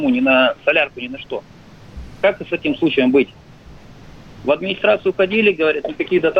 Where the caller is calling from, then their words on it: Krasnoyarsk, Krasnoyarsk Krai, Russia; Красноярск. Вот вопрос у меня такой просто. Вот смотрите, вот я водитель автобуса, да?